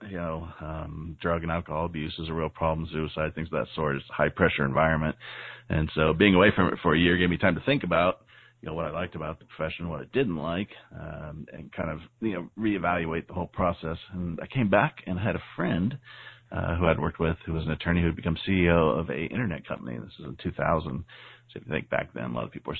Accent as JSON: {"language": "English", "town": "San Diego", "region": "California", "country": "United States", "tie": "born or raised there", "said": "growing up in San Diego, California."}